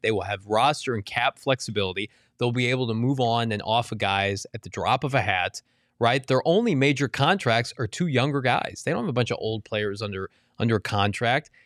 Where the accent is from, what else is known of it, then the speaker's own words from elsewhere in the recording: Maricopa, Arizona, United States; My hometown, Maricopa, Arizona